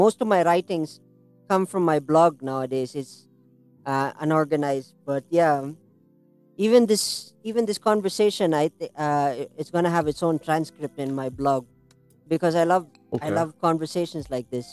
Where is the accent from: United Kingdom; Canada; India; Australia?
India; as an Indian